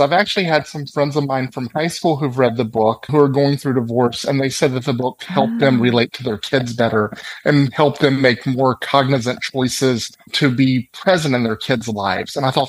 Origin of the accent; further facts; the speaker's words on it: West Monroe, Louisiana, United States; my hometown of West Monroe.